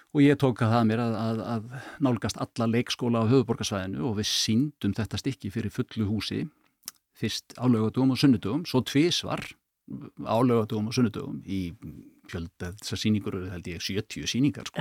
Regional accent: Kópavogur, Capital Region, Iceland; ég ólst upp í Kópavöunum

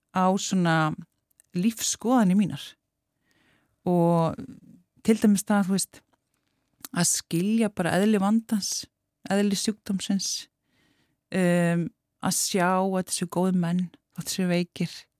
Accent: Keflavík, Southern Peninsula, Iceland; ég ólst upp í Keflæk

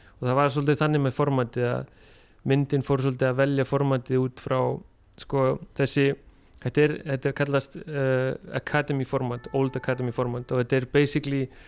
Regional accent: Iceland; moved away as an adult; also born or lived in Denmark; ég ólst upp á Íslandi

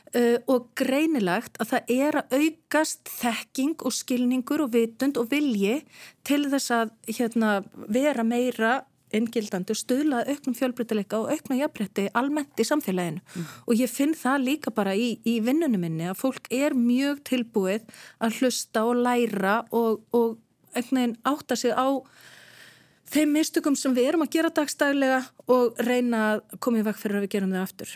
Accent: Netherlands; now in Iceland; í heimalandi mínu Hollandi

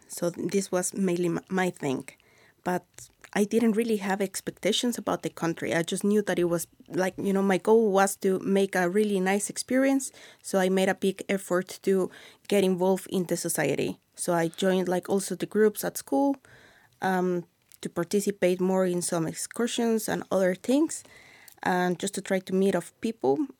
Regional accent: Mexico City, Mexico; English is a second language; moved away as an adult; now in Iceland; I am from Mexico City

